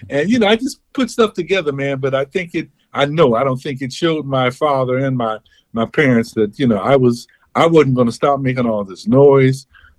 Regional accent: Chicago, Illinois, United States; Well, I am from, as I am in Chicago. {S0} Okay. {S1} I was born and raised.

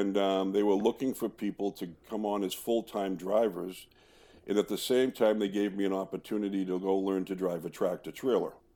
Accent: Boston, Massachusetts, United States; also born or lived in Cambridge, Massachusetts; growing up in the Boston area

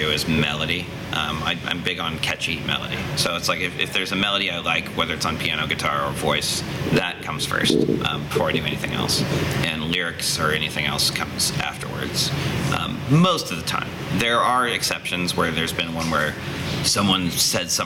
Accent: Indianapolis, Indiana, United States; that's my backyard pretty much was the Broad Ripple area, growing up.

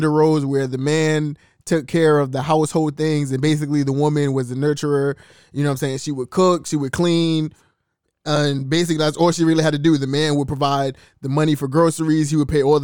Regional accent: New York City, New York, United States; we're from New York City

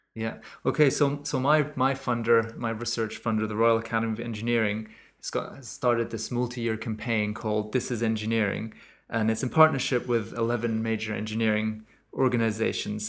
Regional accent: Germany; moved away; my home country in germany

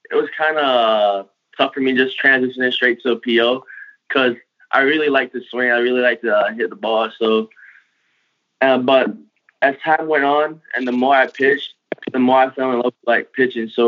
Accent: U.S. Virgin Islands; also born or lived in Tampa, United States; I'm I'm originally from like the Virgin Islands. I was born and raised in the Virgin Islands where we don't see snow, just sand. And and also in Tampa

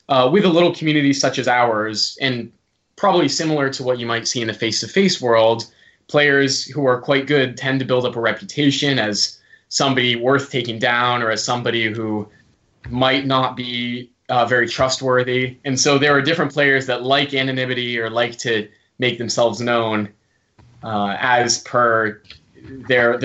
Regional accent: United States; accent: American; I've got the American accent

